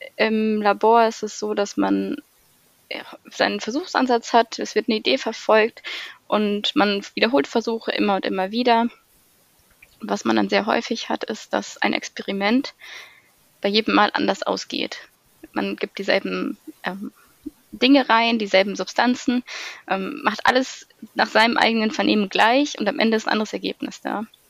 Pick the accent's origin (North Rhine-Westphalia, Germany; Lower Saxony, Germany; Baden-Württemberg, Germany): Lower Saxony, Germany; Weserbergland, near Hamelin; komme ursprünglich aus dem schönen Weserbergland, aus einem kleinen Ort in der Nähe von Hameln